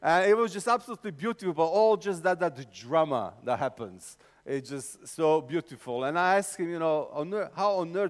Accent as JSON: {"language": "English", "country": "Serbia", "also_born_or_lived": "England", "accent": "Eastern European", "second_language": "English", "said": "I'm from Serbia, which means I sound like every single Eastern European villain you ever watched in any film"}